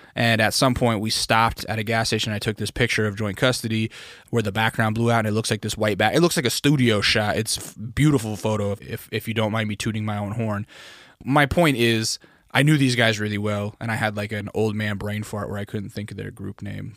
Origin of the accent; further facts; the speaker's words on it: Alaska, United States; growing up in Alaska, we had BB gun fights